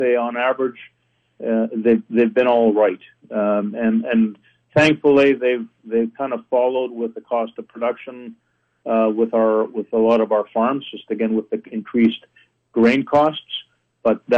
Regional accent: Canada

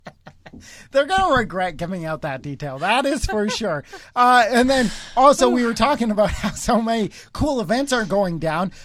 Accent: Cochrane, Alberta, Canada; we're all from Cochrane.

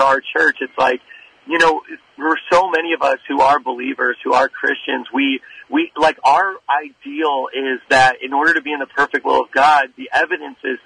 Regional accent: Indiana, United States; now in New York City, United States; I'm from Indiana, which is in the Midwest

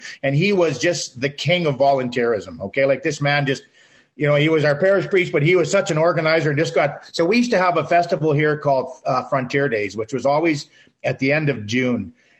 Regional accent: Morinville, Alberta, Canada; moved away; Yeah, so actually, I was born here, lived here till I was five.

